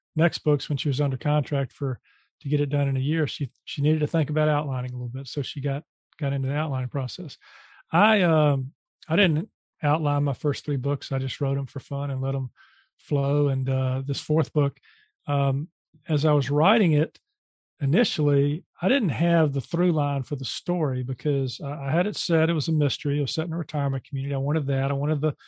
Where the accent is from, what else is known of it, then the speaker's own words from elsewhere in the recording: Charlotte, North Carolina, United States; in my hometown here, Charlotte, North Carolina